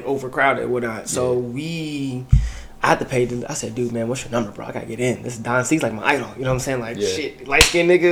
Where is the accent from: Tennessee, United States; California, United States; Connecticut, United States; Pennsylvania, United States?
Tennessee, United States; Chattanooga; I'm from Chattanooga, Tennessee, born and raised.